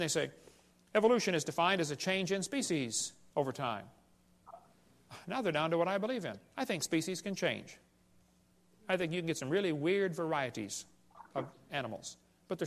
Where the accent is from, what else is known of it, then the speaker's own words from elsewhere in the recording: Illinois, United States; I grew up in Illinois, corn country